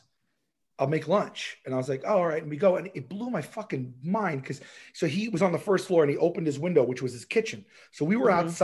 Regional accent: New York City, New York, United States; also born or lived in Dongan Hills, Staten Island; growing up in Rosebank

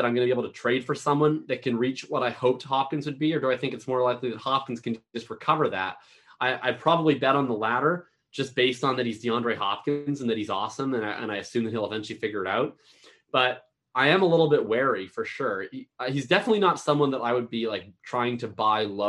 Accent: Canada; I'm from Canada

